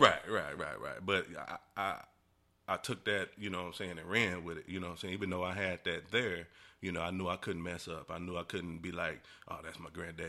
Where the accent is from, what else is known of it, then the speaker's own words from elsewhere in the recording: Decatur, Illinois, United States; moved away as an adult; now in Louisville, United States; born and raised in Illinois, man. Been down here in Louisville for about, hmm, going on about thirteen years.